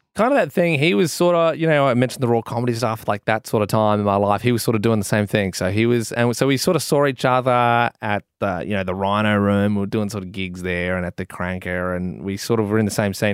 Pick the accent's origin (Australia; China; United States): Australia; Adelaide, South Australia; I'm a kid from Adelaide